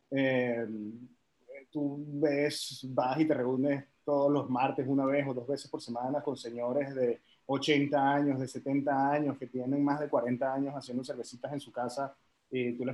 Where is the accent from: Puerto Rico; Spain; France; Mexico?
France; also born or lived in Venezuela; yo por cosas del trabajo de mi papá, yo crecí en Francia, tengo muchísima familia en Francia